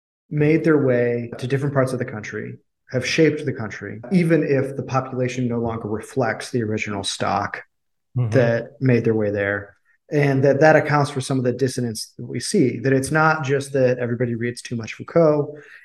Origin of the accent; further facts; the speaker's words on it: Midwest, United States; You know, I'm from the Midwest. I know I have like this sort of, even though my family's Irish Catholic, I basically have like Protestant Scandinavian values.